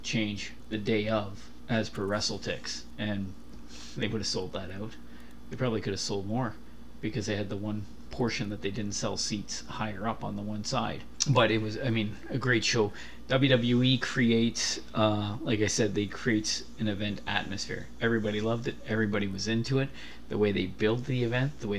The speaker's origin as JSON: {"language": "English", "town": "Kitchener", "region": "Ontario", "country": "Canada", "tie": "born or raised there", "said": "I grew up in Kitchener"}